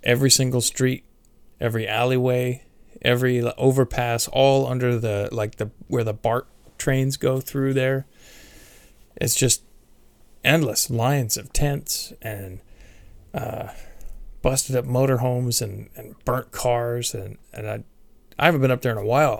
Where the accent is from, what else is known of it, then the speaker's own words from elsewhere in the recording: San Carlos, California, United States; I've been born and raised in the Bay Area